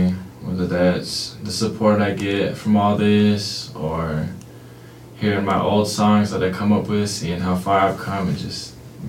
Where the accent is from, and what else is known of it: Warm Springs, Oregon, United States